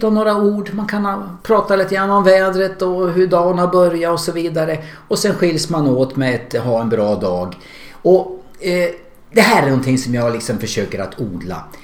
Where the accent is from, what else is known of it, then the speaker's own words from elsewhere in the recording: Hudiksvall, Gävleborg County, Sweden; moved away as an adult; now in Västerås, Sweden; Jag är från Glada Hudik.